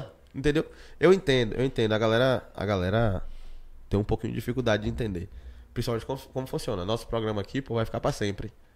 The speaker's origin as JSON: {"language": "Portuguese", "country": "Brazil", "said": "eu sou de Cajazeiras, Moro aqui há 26 anos"}